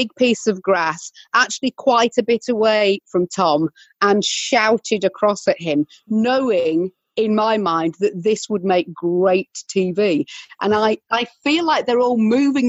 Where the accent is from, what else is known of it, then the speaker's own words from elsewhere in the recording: United Kingdom; we are British